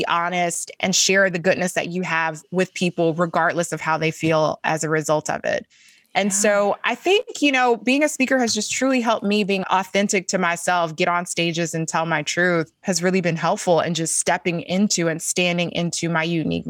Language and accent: English; the South, United States; talk about being a Black woman growing up in the South